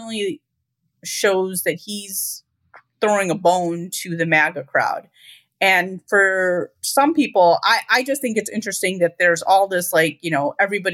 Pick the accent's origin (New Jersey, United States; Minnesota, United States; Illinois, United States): Illinois, United States; Chicago; I'm a North Sider, and I grew up in the northern suburbs